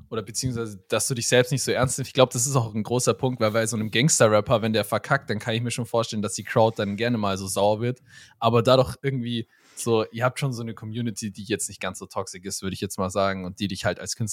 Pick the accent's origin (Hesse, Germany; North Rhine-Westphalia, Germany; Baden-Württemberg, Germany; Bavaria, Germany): Bavaria, Germany; Also wir kommen beide so ähm, aus Schwaben, aber quasi sage ich mal so